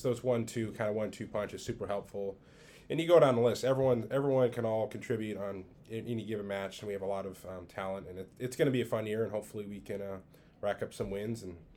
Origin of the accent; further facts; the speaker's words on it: Southern California, United States; also born or lived in Southern Michigan; born and raised in Southern California